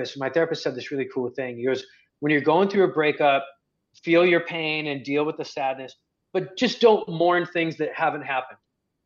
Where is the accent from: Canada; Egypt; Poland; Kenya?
Egypt; moved away; also born or lived in United States; being an Egyptian in America